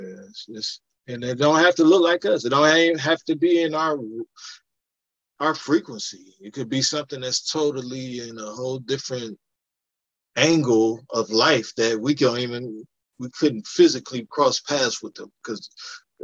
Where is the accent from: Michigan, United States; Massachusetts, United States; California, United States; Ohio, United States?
Ohio, United States; Cleveland; moved away as an adult; I'm just from Cleveland, so I got to represent for the hometown